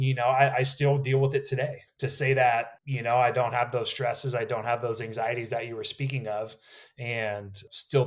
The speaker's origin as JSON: {"language": "English", "town": "Napa", "region": "California", "country": "United States", "tie": "born or raised there", "said": "I was born and raised in Napa, California, right? Wine country."}